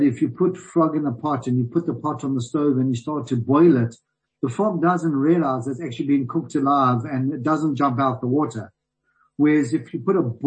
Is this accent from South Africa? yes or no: yes; South Africa; as a South African